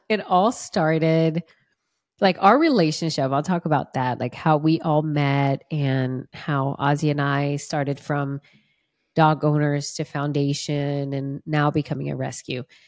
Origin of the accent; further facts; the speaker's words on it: Brazil; English is a second language; moved away; I'm from Brazil. And I'm glad I'm throwing that out there because I do speak Portuguese